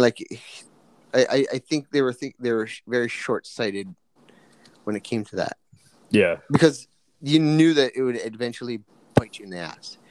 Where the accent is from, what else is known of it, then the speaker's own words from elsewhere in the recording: Canada; I'm, you know, Japanese, Filipino, at, but I'm also Canadian, right? I was born here